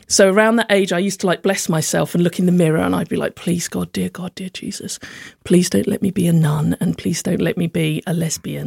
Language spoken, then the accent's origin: English; Slough, South East England, United Kingdom; moved away as an adult; also born or lived in London; now in Hove, United Kingdom; I'm from a place called Langley in Slough